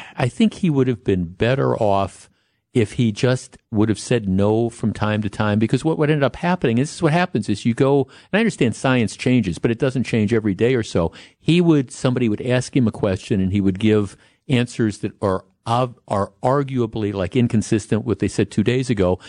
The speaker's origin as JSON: {"language": "English", "town": "Glendale", "region": "Wisconsin", "country": "United States", "tie": "born or raised there", "said": "I grew up in Glendale, went to Nicolay High School"}